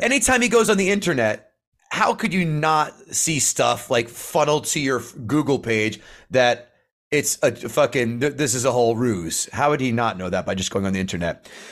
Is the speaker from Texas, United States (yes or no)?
no; New Jersey, United States; I grew, I grew up in Central Jersey